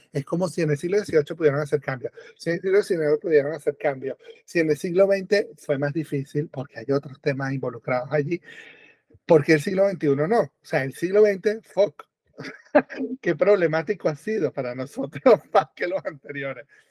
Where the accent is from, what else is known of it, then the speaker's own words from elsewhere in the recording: Venezuela; moved away as an adult; also born or lived in Europe; yo nací en Venezuela. Que nací, crecí en Venezuela. mitad de mi vida fue Venezuela